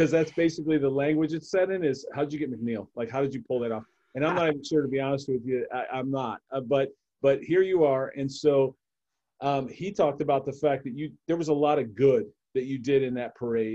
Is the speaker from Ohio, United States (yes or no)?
yes; Cleveland, Ohio, United States; I'm a Cleveland guy. I grew up in Cleveland